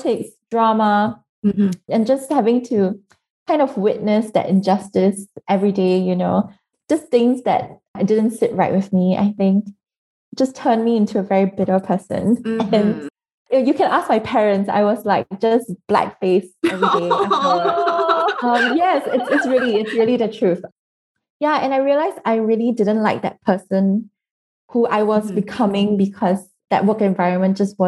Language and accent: English; Singapore; I'm from Singapore, which is a very small country